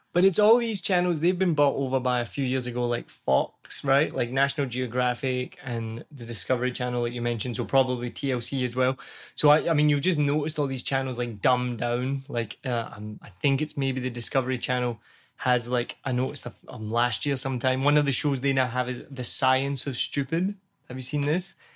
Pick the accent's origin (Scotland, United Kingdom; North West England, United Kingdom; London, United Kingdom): Scotland, United Kingdom; accent: Scottish; now in Vietnam; I'm Scottish